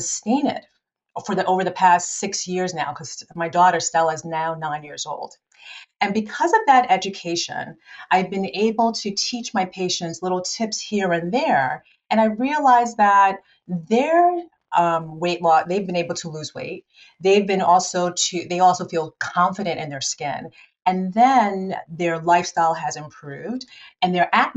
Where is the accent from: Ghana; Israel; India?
Ghana; now in New Jersey, United States; I'm originally from Ghana. That's where I was born